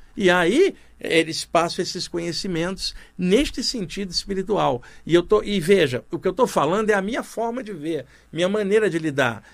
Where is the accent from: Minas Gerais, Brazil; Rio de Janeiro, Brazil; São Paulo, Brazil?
Rio de Janeiro, Brazil; moved away; lá no Rio de Janeiro, onde eu cresci